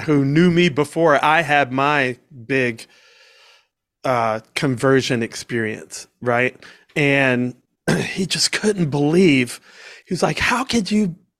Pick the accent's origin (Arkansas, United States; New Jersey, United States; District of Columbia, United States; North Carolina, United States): District of Columbia, United States; Washington; also born or lived in Georgia; now in Boca Raton, United States; growing up in Washington, D C